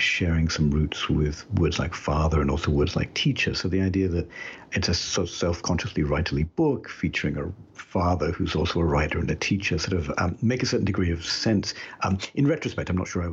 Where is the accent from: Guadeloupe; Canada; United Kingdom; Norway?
United Kingdom; moved away as an adult; now in United States; as you can tell a little bit still from my accent, I was born and brought up in Britain, even though I've lived in the US now for more than half my life